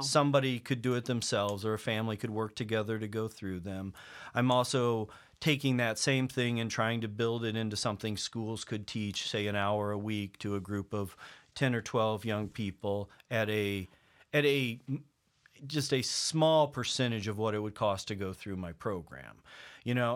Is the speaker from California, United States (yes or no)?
no; Table Rock Lake, Missouri, United States; moved away; I grew up on Table Rock Lake